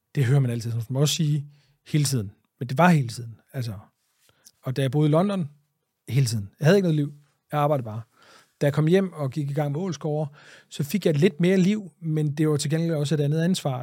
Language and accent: Danish; Greenland; moved away; also born or lived in Jutland; mine barndom på Grønland